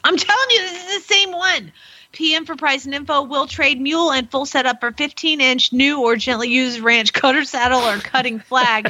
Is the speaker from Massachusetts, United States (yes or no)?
no; Georgia, United States; accent: southern; now in Norman, United States; I'm from Georgia